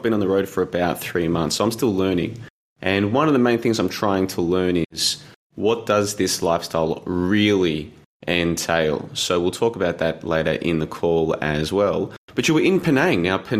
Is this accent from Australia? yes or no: yes; Australia; I'm from Australia.